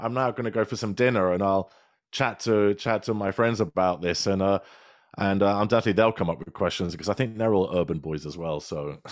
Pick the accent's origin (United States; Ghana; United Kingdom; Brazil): United Kingdom; accent: British; my lovely British accent